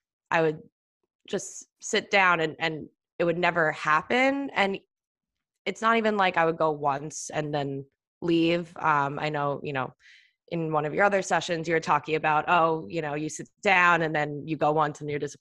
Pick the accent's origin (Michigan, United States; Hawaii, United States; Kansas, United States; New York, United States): New York, United States; Long Island; now in New York City, United States; I'm from Long Island. I moved into the city